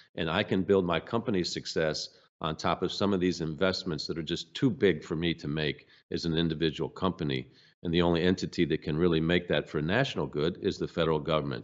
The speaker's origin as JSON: {"language": "English", "country": "United States", "said": "I'm from the United States of America"}